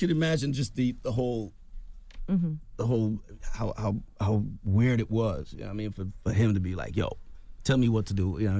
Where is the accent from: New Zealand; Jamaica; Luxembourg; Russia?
Jamaica; Rae Town, Kingston; now in United States; I'm from the hood. I'm from Raytown. I've lived in a tenement job my whole life, you know, until I came to the States.